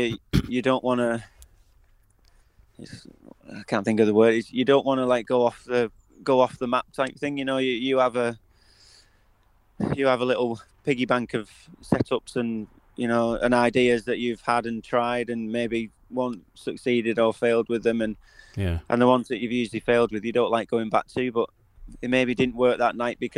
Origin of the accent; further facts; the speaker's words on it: United Kingdom; I think that's what, as British riders, it's what we, you know, we dream